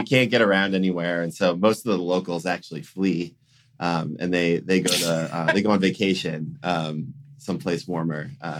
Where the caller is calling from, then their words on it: Salem, Massachusetts, United States; I'm calling in from Salem, Massachusetts, actually.